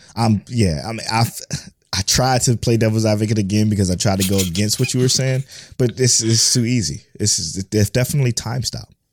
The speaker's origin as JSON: {"language": "English", "country": "United States", "first_language": "English", "said": "I speak English. I'm from America. That's the only language I know"}